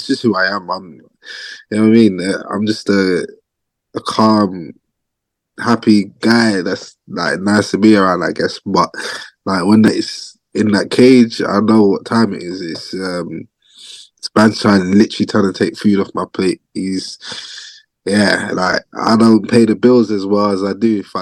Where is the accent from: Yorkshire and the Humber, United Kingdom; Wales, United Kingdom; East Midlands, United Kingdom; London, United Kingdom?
London, United Kingdom; Harrow; I grew up in Northwest London. Place called Harrow